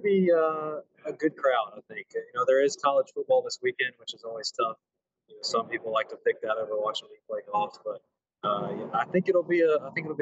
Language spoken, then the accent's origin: English; Mississippi, United States; moved away; I love being in my home state. I only get back about once or twice a year